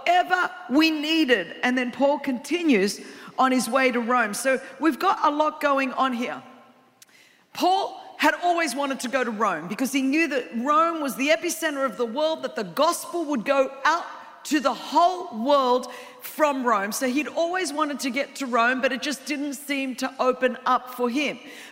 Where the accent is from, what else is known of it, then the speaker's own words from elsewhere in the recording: Australia; I'm from Australia